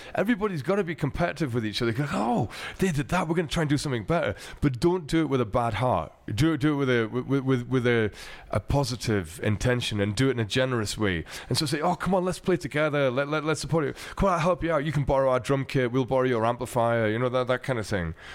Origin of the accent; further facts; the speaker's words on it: Glasgow, Scotland, United Kingdom; what I grew up with in Glasgow